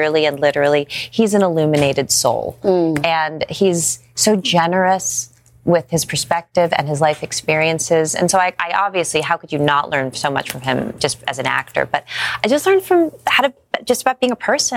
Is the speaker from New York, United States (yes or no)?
yes; New York City, New York, United States; I grew up in Brooklyn in the 80s